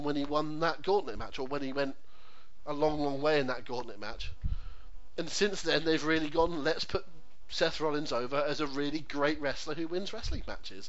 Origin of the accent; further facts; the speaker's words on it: United Kingdom; as a British public